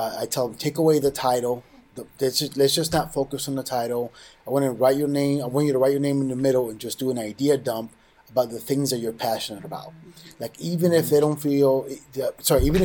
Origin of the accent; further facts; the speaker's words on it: New York City, New York, United States; I grew up in New York City, in the Bronx